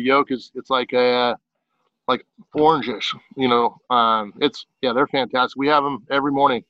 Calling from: Walla Walla, Washington, United States; Coming from Walla Walla, Washington, in my backyard, actually.

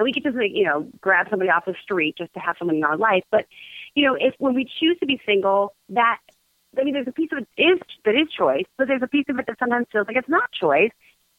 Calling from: Chicago, Illinois, United States

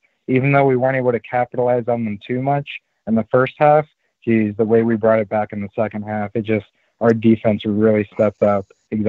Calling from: Orlando, Florida, United States; I'm calling from Orlando.

